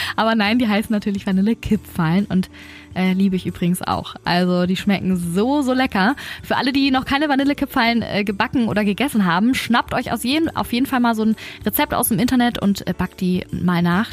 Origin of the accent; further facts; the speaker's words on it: Germany; bei uns in Deutschland